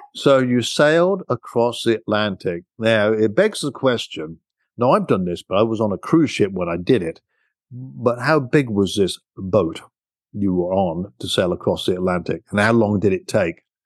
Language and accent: English; United Kingdom; now in United States; I'm a British guy